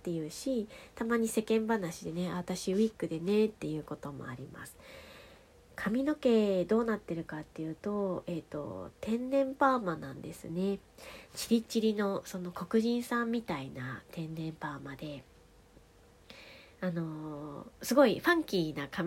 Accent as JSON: {"language": "Japanese", "region": "Fukushima", "country": "Japan", "tie": "born or raised there", "also_born_or_lived": "Aomori", "moved": "yes", "said": "私は福島で育って青森に引っ越しをして残念ながら福島の方言はもうほとんど忘れてしまっていて青森の方言もねわかるはわかる話せるは話せるんですがなんとなく心もとなくって"}